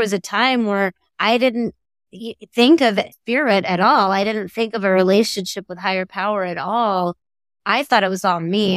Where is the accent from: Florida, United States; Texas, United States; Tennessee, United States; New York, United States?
Florida, United States; Miami; I grew up in Miami